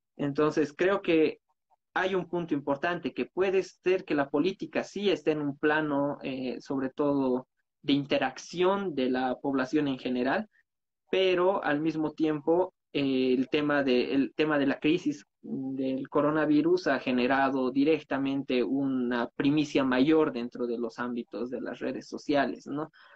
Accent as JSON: {"language": "Spanish", "country": "Bolivia", "said": "nosotros como bolivianos"}